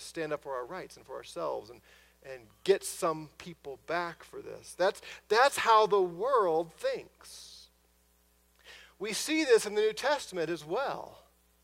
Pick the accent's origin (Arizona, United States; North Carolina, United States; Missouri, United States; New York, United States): Missouri, United States; near Ferguson; moved away; from an area not too far from my hometown in Ferguson, Missouri.